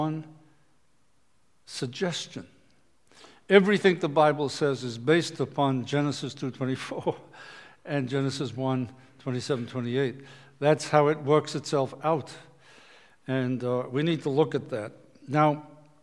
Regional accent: Liverpool, North West England, United Kingdom; When I grew up in Liverpool, England

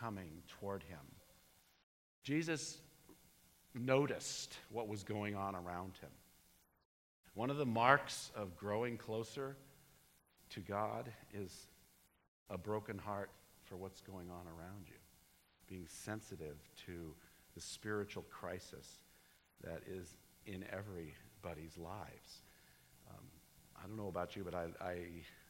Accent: United States; I'm an American

